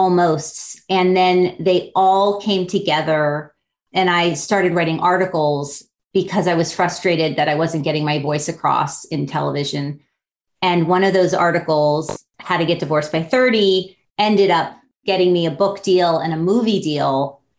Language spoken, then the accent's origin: English; Miami Beach, Florida, United States; So I grew up on Miami Beach, actually on South Beach, which I think I'm the only person who's from South Beach.